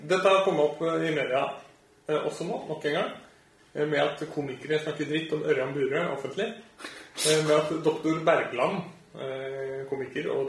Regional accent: Østfold, Norway; Jeg er jo fra Østfold.

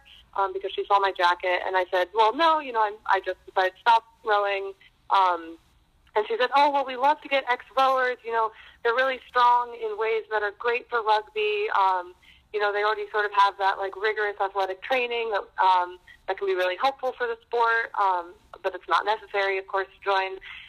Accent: Boston, Massachusetts, United States; So I grew up in Boston. I moved around a lot when I was a kid

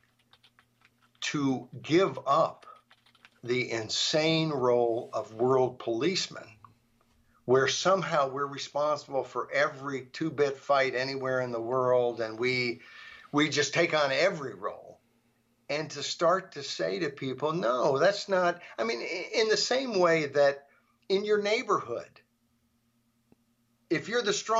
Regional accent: United States; I, as an American

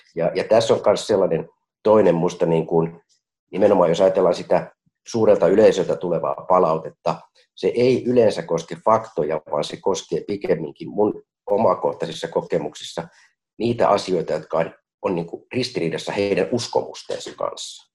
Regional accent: Helsinki, Uusimaa, Finland; nuoruudessani Kontulassa

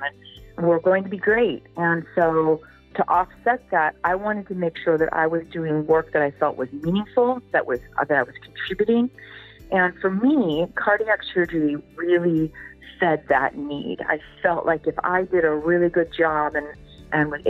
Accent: Pacific Northwest, United States; moved away; I'm growing up in the Pacific Northwest, certainly was raised as you can do anything

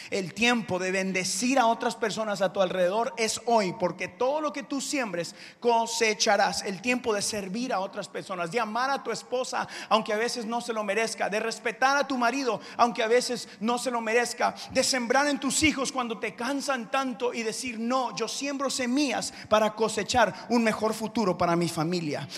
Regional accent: Houston, Texas, United States; also born or lived in Guatemala; yo crecí acá en Houston

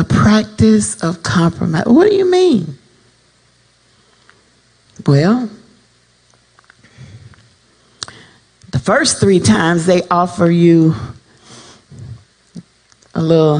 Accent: South Florida, United States; I'm from South Florida, so I used to hang out with my home people

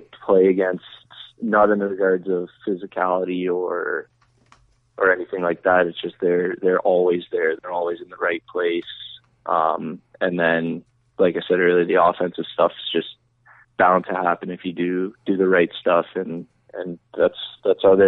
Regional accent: Alliston, Ontario, Canada; also born or lived in Bolton, Ontario; I spent most of my, well, pretty much all my childhood in Alliston, Ontario, which is another 20 minutes north of Bolton.

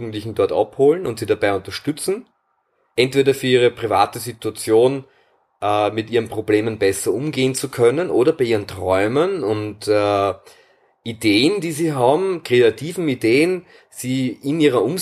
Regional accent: Wiener Neustadt, Lower Austria, Austria; ich komme aus Wiener Neustadt

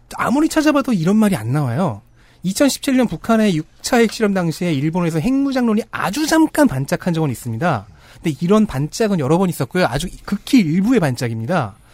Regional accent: Seoul, South Korea; 서울 토박이라서 남산에 자주 갔는데 그건 제가 남산 기슭에서 자라났기 때문이죠

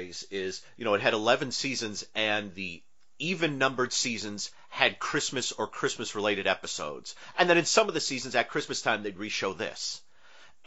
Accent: Northeast, United States; I grew up in the Northeast

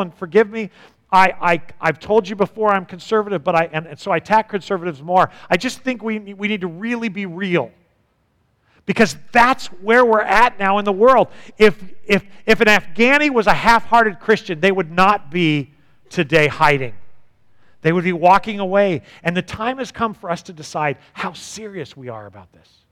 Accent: United States; as an American

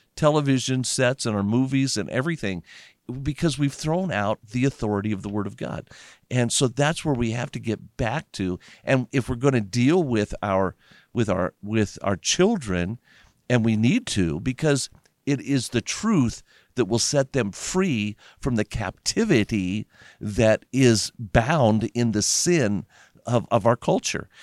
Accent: Las Vegas, Nevada, United States; I grew up in Las Vegas

